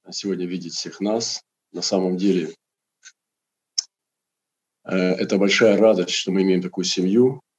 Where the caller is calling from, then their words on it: Krasnoyarsk, Krasnoyarsk Krai, Russia; транслирую сейчас я из Красноярска.